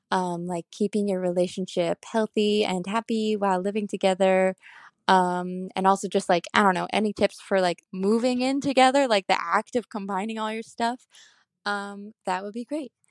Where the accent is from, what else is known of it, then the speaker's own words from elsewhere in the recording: Chicago, Illinois, United States; I'm from Chicago.